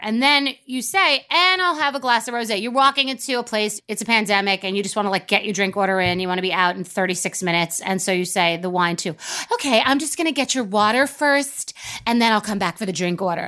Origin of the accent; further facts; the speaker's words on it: Long Island, New York, United States; also born or lived in Old Westbury; I'm from New York